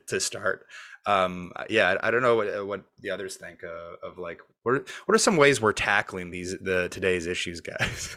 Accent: Montreal, Quebec, Canada; now in Toronto, Canada; I'm from Montreal. We'd never heard of Second City before I moved here

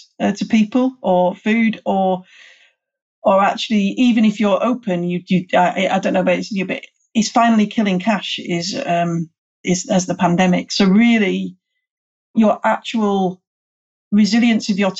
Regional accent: United Kingdom; I'm British

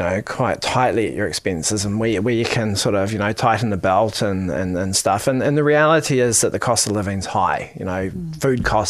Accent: Wellington, New Zealand; moved away as an adult; now in Auckland, New Zealand; I come from Wellington

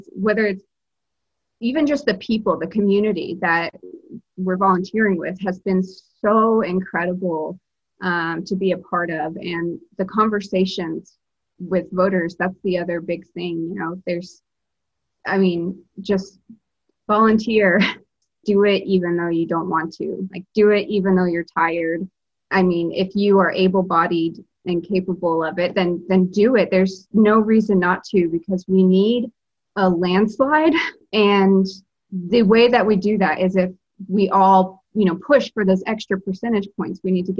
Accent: Alabama, United States; now in Massachusetts, United States; I'm originally from Alabama, but I live in Massachusetts.

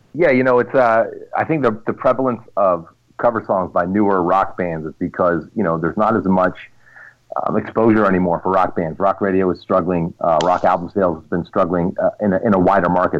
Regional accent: Pittsburgh, Pennsylvania, United States; my hometown

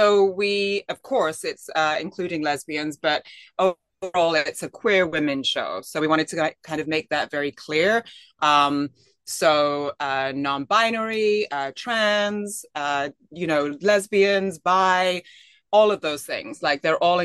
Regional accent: England, United Kingdom; moved away; I'm from England originally

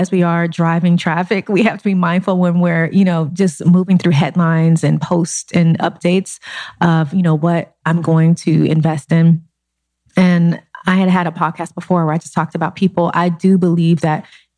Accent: Los Angeles, California, United States; I grew up in South Central Los Angeles

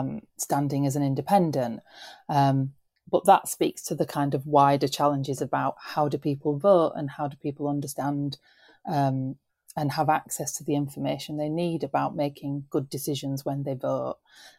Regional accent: the North, the north of England, United Kingdom; as British people, but as Northerners?

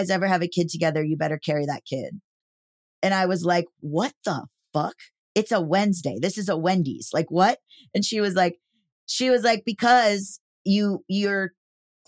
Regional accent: Florida, United States; growing up in Florida

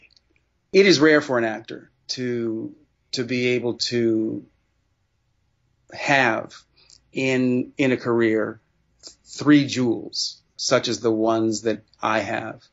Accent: Sacramento, California, United States; As a young Black man growing up in Sacramento, California

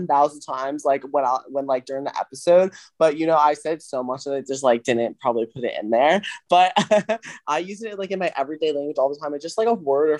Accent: South Florida, United States; I'm from South Florida

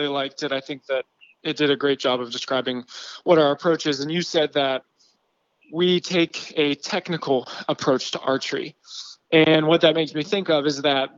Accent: Western Pennsylvania, United States; I'm from Western Pennsylvania

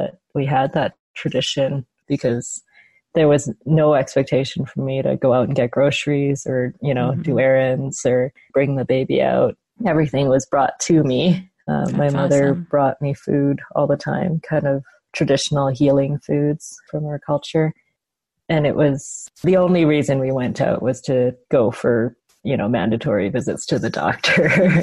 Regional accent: Canada; I grew up in Canada, but I was raised with a lot of Chinese traditions

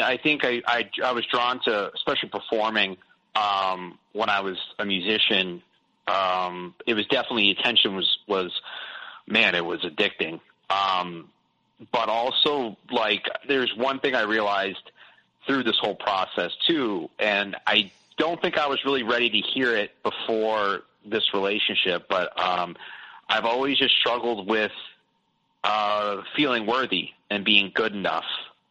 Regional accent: Boston, Massachusetts, United States; born there; also born or lived in South; I moved a lot when I was younger. Kind of typical, you know, I was born in Boston. Then I moved south when my parents got divorced. And I kind of stayed south.

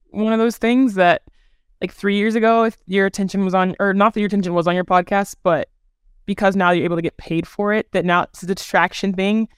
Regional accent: Texas, United States; I'm from Texas

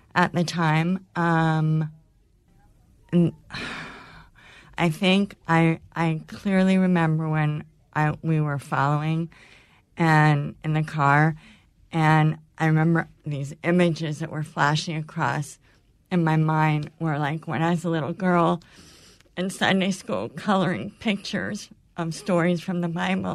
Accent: California, United States; moved away; I grew up in California going to my grandparents' cabin on a lake for as long as I can remember

